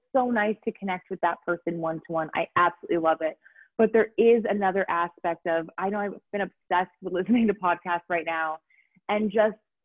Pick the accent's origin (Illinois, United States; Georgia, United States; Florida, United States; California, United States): California, United States; accent: Valley Girl; moved away as an adult; now in Aarhus, Denmark; I'm originally an American, if you can understand, Californian raised by my Valley Girls